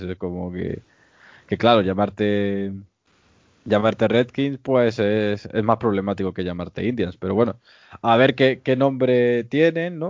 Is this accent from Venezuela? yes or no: no; Spain; no somos los españoles